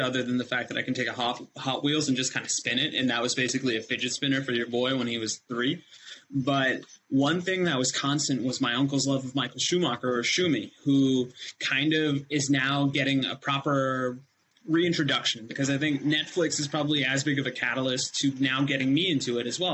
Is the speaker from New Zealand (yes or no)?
no; India; when I was raised in India